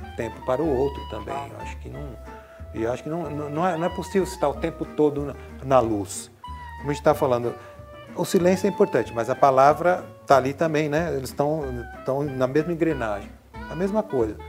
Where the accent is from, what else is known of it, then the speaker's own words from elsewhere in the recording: Cravinhos, São Paulo, Brazil; eu venho de uma cidade pequena do interior de São Paulo chamada Cravinhos